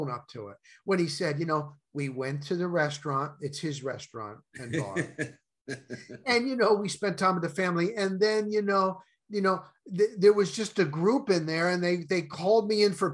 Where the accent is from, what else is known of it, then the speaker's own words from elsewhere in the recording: New Jersey, United States; moved away; I'm from New Jersey and college sports are not big there